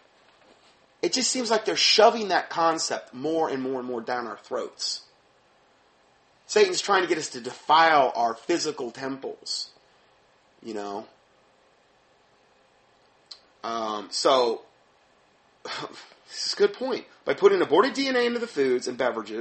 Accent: Fort Myers, Florida, United States; I'm from Fort Myers, Florida

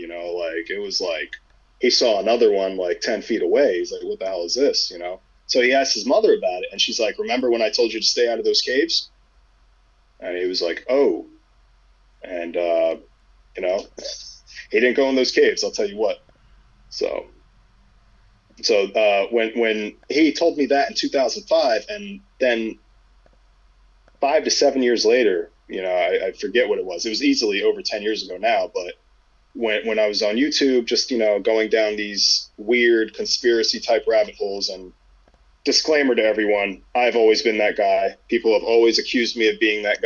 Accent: Kandahar, Afghanistan; moved away; I'm from Kandahar.

